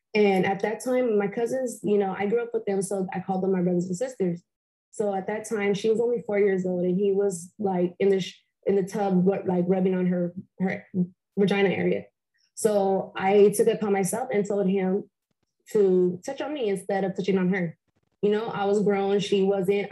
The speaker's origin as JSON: {"language": "English", "town": "Compton", "region": "California", "country": "United States", "tie": "born or raised there", "also_born_or_lived": "Fontana, California", "said": "I am from Compton, California. I grew up in off of Bradfield and Rosecrans."}